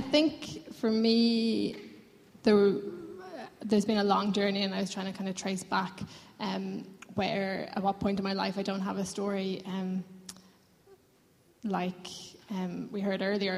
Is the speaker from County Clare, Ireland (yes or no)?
no; Lucan, County Dublin, Ireland; now in Dublin, Ireland; I'm from Lucan, but I've lived in Dublin 8 for the last 8 years